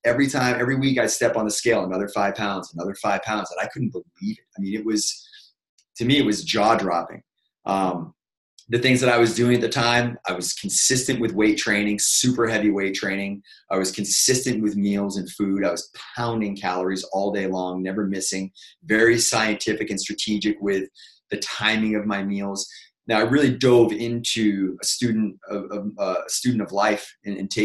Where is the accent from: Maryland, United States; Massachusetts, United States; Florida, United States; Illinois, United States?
Massachusetts, United States; Boston; moved away as an adult; now in California, United States; I'm from Boston, Mass. Originally, moved out to California 16 years ago